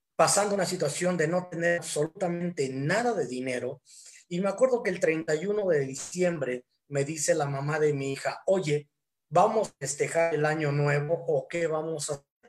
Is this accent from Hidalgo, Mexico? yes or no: yes; Hidalgo, Mexico; now in Tequisquiac, Mexico; soy originario de Hidalgo, pero actualmente radico en Tequisquiac, Estado de México